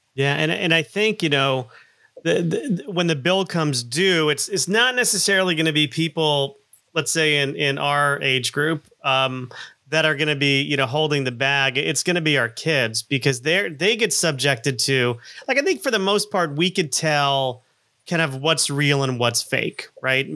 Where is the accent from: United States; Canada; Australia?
United States; South Florida; I grew up in in South Florida in um, you know, the 70s and 80s